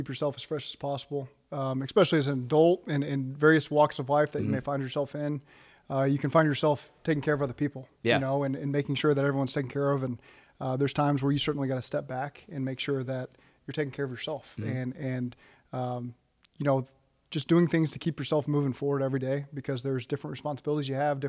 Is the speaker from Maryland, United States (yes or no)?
no; Norman, Oklahoma, United States; I grew up in Norman, Oklahoma as an OU fan.